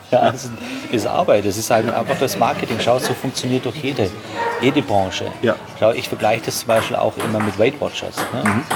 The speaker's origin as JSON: {"language": "German", "town": "Straubing", "region": "Bavaria", "country": "Germany", "said": "in Straubing, wo ich herkomme, hier habt ihr die, die, die Alster, wir haben die Donau"}